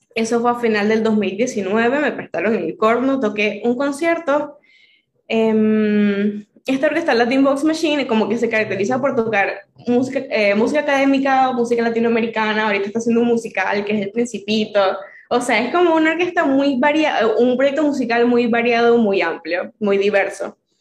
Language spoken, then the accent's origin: Spanish; Venezuela; moved away as an adult; now in Argentina; la situación en, en Venezuela en el 2018 era fuerte. Y mm, yo me quería ir